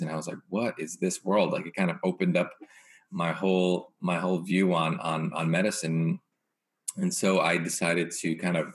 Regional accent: East Coast, United States; also born or lived in New York / Portland; growing up on the East Coast

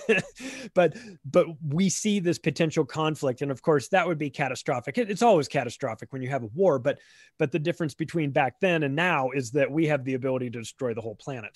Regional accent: United States; I'm an American living in, in America

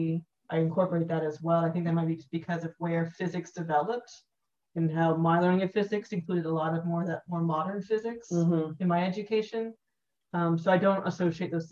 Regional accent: United States; growing up in the States

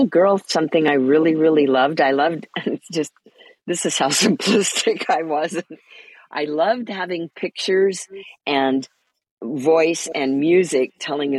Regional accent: Port Angeles, Washington, United States; also born or lived in Spokane, Washington; I grew up in Port Angeles, Washington, near the Olympic National Park.

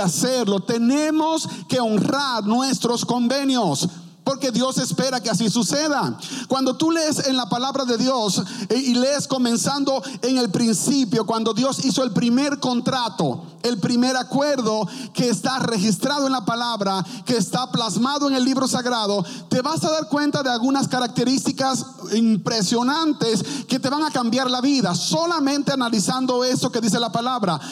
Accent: Dominican Republic; also born or lived in Fort Worth, Texas; now in Grand Prairie, United States; en mi país, República Dominicana

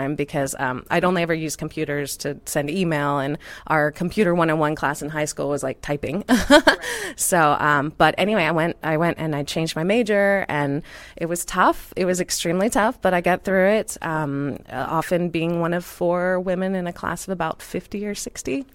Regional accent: Houston, Texas, United States; I grew up in Houston.

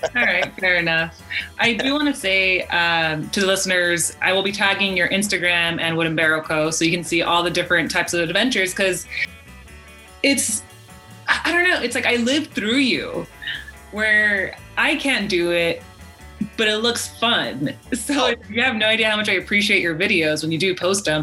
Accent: United States; we are American

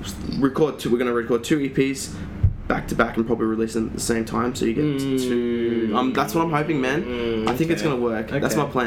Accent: Australia; I mean, we're Australian.

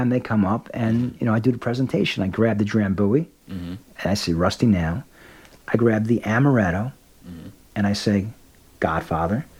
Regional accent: New York City, New York, United States; I was born in the Bronx

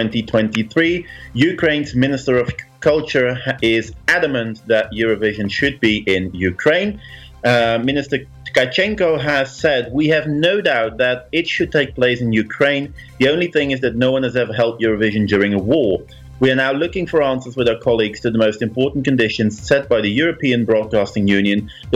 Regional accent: Netherlands; I grew up in the Netherlands, but my parents had a little cabin near Trier in Germany.

